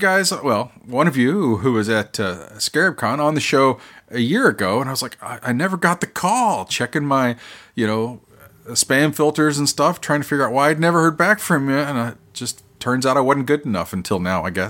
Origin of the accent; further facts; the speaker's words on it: Oklahoma, United States; now in South Carolina, United States; I'm from Oklahoma